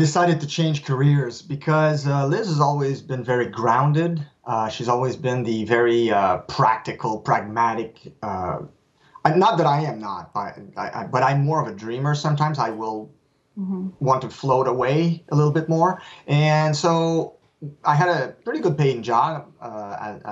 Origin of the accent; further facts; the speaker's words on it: Canada; first language French; English is a second language; And since I'm French, I'm a French Canadian, for me, writing in English, I'm not writing in my native tongue